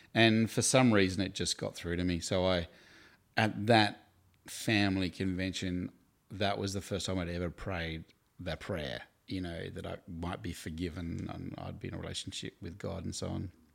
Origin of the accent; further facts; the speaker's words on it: Hobart, Tasmania, Australia; also born or lived in Queenstown, Tasmania; now in Melbourne, Australia; I grew up in Hobart in Tasmania. I was born in Queenstown